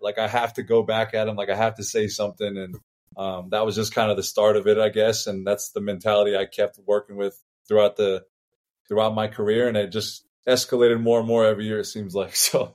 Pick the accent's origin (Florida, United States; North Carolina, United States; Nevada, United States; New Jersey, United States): Nevada, United States; Las Vegas; we're all from Vegas, we grew up in it